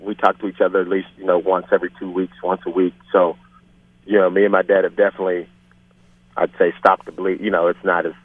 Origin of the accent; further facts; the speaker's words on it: Pittsburgh, Pennsylvania, United States; also born or lived in Hampton, Virginia; growing up in Pittsburgh